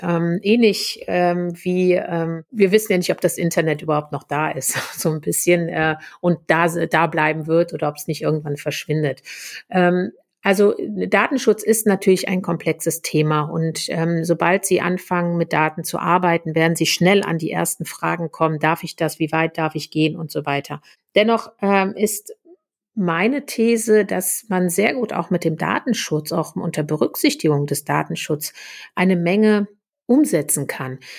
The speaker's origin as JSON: {"language": "German", "country": "Germany", "said": "bei uns in Deutschland"}